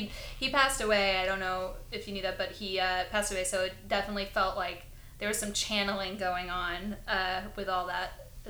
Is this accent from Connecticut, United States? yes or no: yes; Connecticut, United States; They were pretty close with us growing up in Connecticut because they lived on the East Coast